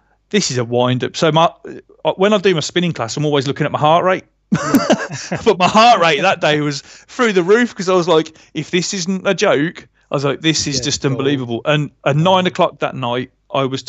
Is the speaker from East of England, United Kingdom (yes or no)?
no; Birmingham, West Midlands, United Kingdom; I'm from Birmingham, so I get, you know, my speech is rubbish.